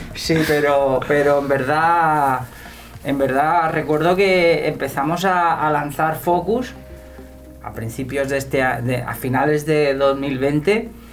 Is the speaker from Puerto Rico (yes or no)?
no; Sant Boi de Llobregat, Catalonia, Spain; yo soy de Samboy de Barcelona